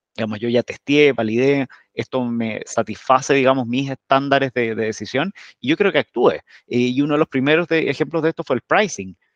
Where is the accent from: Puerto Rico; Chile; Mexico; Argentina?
Chile; emprendedores chilenos